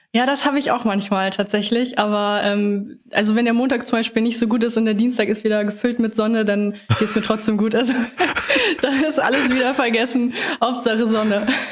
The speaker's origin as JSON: {"language": "German", "region": "Lower Saxony", "country": "Germany", "tie": "born or raised there", "lives_now": "Hanover, Germany", "said": "Ich komme ähm, aus Norddeutschland, aus Niedersachsen"}